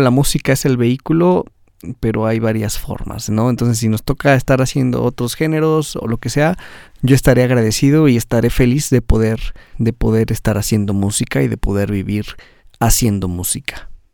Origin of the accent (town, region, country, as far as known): Mexico